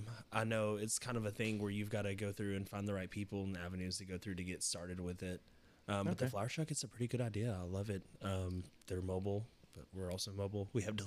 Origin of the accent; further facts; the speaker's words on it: Tennessee, United States; I'm from Tennessee, man.